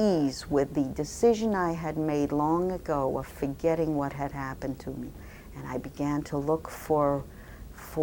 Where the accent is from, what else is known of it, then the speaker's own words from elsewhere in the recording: Poland; moved away; born in Ujejowice, Poland on April 16, 1934